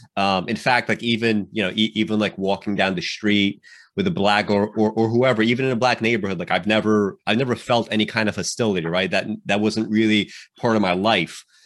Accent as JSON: {"language": "English", "town": "New York City", "region": "New York", "country": "United States", "tie": "born or raised there", "said": "I grew up in New York City uh, uh, in the 90s and the 2000s and, and the 2010s"}